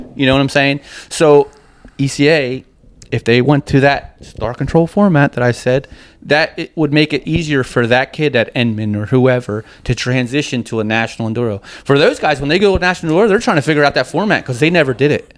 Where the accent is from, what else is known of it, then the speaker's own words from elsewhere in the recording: New Jersey, United States; when you're growing up in Jersey on a dirt bike